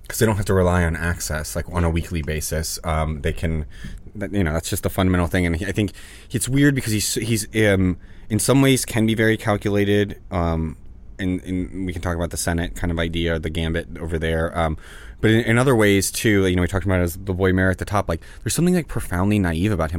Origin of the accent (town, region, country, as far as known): New Orleans, Louisiana, United States; born or raised there; now in Los Angeles, United States